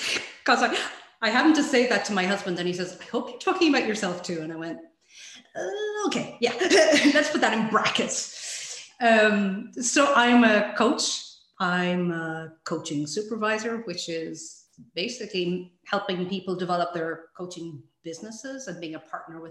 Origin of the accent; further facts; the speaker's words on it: Ireland; now in Sweden; I'm Irish, but living in Sweden